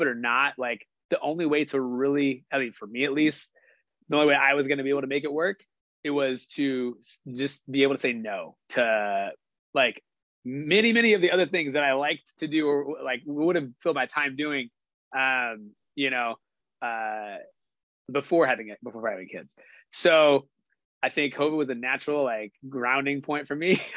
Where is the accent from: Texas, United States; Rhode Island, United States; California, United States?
California, United States; Stockton; also born or lived in Tracy; we live in Stockton, which is my hometown